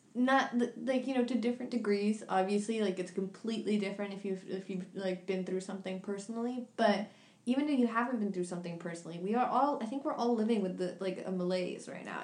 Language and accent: English; New York, United States; this is coming from the background of, of New York, but I'm from New York